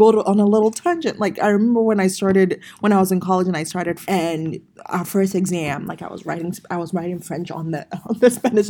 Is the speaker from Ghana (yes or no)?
yes; Ghana; now in United States; growing up in Ghana